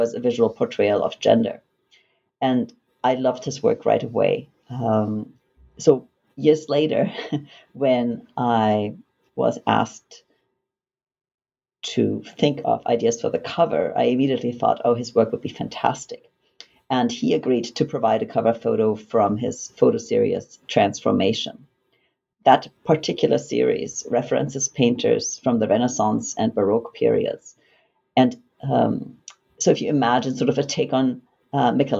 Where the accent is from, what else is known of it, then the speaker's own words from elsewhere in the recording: Germany; English is a second language; moved away as an adult; also born or lived in United States / Vancouver Island, Canada; now in Canada; Originally, I'm from Germany. And after I completed high school, I went to the United States